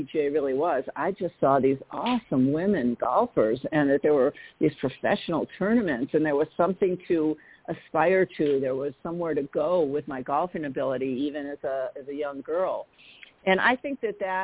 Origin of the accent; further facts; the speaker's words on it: Milwaukee, Wisconsin, United States; I grew up in Milwaukee, Wisconsin